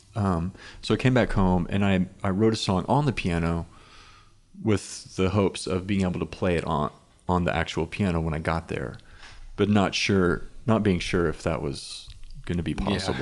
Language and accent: English; Inola, Oklahoma, United States; now in Norman, United States; I grew up in Inola, which is very close to Claremore